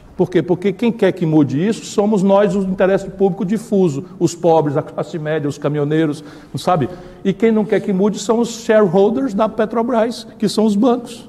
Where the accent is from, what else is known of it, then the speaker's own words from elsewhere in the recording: Ceará, Brazil; eu sou do Ceará